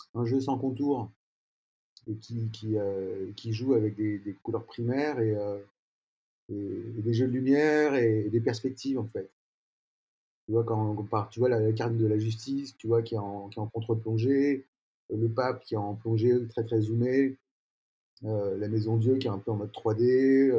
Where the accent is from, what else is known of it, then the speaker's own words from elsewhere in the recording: Paris, Île-de-France, France; je suis né à Paris, je vis toujours à Paris pour l'instant